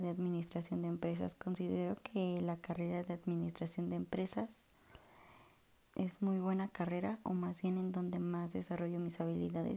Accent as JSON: {"language": "Spanish", "region": "Puebla", "country": "Mexico", "said": "soy de Puebla"}